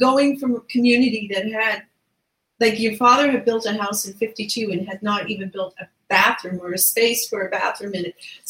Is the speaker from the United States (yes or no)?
no; Grand Falls-Windsor, Newfoundland and Labrador, Canada; I grew up here in Grand Falls, Windsor